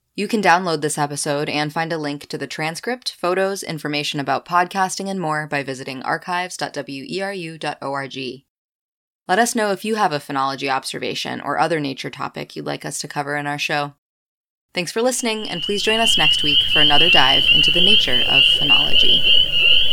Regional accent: Winterport, Maine, United States; my hometown backyard in Winterport

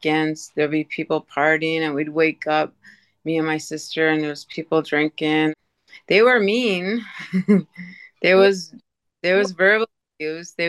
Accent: Eskasoni, Cape Breton Island, Nova Scotia, Canada; also born or lived in Sydney, Nova Scotia; it's a reservation called Esksoni. It's the largest Mi'kmaq reservation in the world

